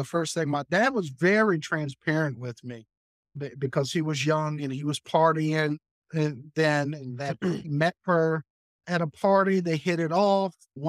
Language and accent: English; Arlington, Virginia, United States; born there; I was born in Arlington, Virginia, in a community called Green Valley, which is in South Arlington